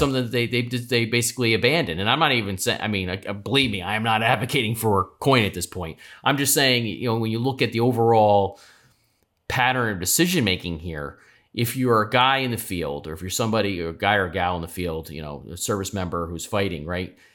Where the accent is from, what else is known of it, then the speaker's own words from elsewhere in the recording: United States; you and I are proud Americans